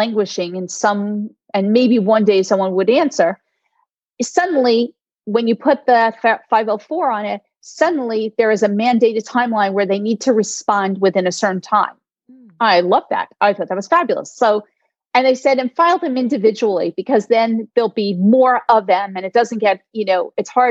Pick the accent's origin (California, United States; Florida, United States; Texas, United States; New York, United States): New York, United States; I'm a New Yorker.